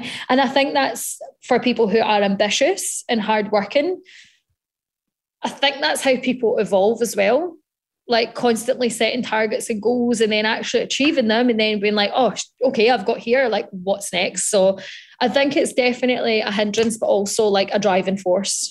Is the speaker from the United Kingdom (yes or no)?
yes; Scotland, United Kingdom; being Scottish